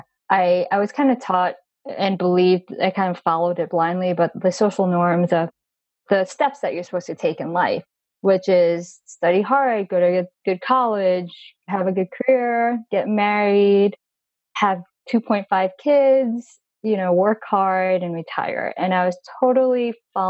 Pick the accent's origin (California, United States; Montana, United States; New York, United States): New York, United States; Long Island; I was actually born in New York City, and I grew up in Long Island